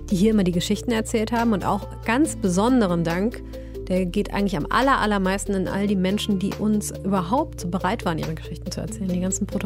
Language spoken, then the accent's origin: German; Eifel, Germany; die sind noch zusammen und leben zusammen in meinem Heimatdorf ähm, und schlagen sich gerade durch den Eifler Winter.